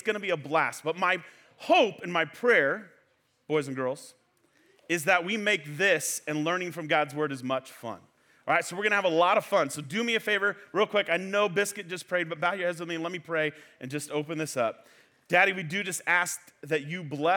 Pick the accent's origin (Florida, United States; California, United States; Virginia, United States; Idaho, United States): California, United States; Fresno; now in Clovis, United States; I'm from Fresno.